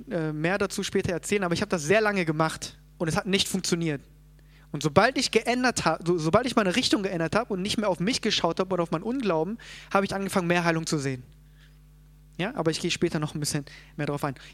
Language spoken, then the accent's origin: German; South Korea; born there; natürlich können wir sagen, ja, ich äh, bin geboren in Korea und ich lebe jetzt hier